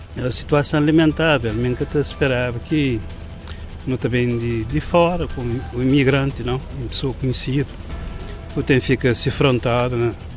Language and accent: Portuguese; Brava, Cape Verde; moved away